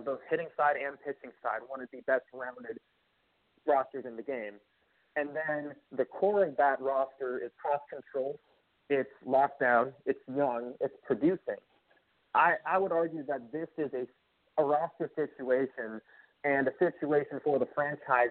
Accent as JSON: {"language": "English", "region": "Minnesota", "country": "United States", "tie": "born or raised there", "said": "I'm a Minnesotan myself, right? I grew up here"}